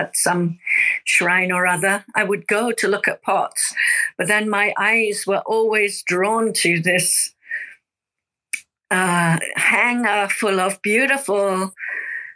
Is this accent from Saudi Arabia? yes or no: no; United Kingdom; now in Japan; I'm originally from the UK